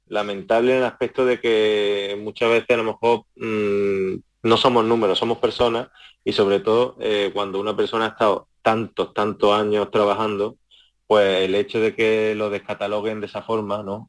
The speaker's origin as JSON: {"language": "Spanish", "town": "Córdoba", "region": "Andalusia", "country": "Spain", "said": "allí en mi tierra"}